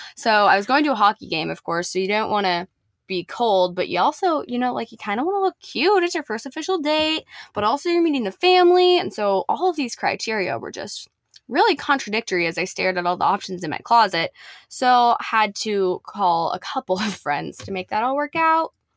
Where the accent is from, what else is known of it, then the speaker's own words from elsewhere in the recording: Nebraska, United States; moved away as an adult; also born or lived in Texas; I was from Nebraska